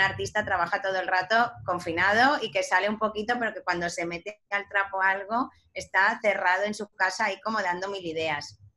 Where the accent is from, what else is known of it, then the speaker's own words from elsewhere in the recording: Ibiza, Balearic Islands, Spain; yo que soy de Ibiza y ahora estoy en Ibiza